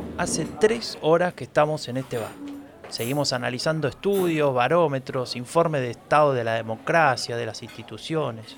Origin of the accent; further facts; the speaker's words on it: Buenos Aires, Argentina; Nací en 1983, en Buenos Aires